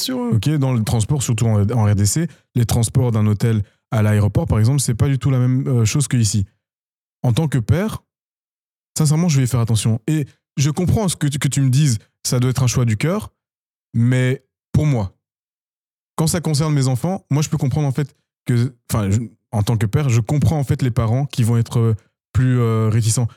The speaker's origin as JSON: {"language": "French", "country": "Belgium", "also_born_or_lived": "Democratic Republic of the Congo (ancestry)", "said": "je, suis de nationalité belge, mais en tant qu'amoureux de mon pays d'origine"}